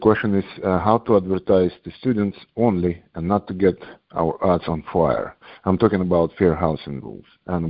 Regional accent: New York City, New York, United States; I'm from New York City, but I'm actually situated my business in Buffalo, New York.

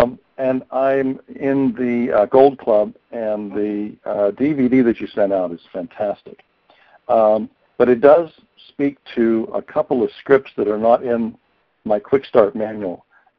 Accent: Pennsylvania, United States

